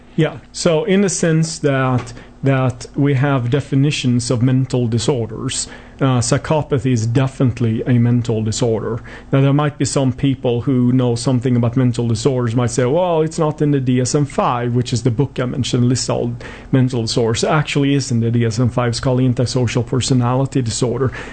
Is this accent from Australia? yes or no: no; Sweden; moved away; I was born and raised in Sweden, hence my somewhat strange accent.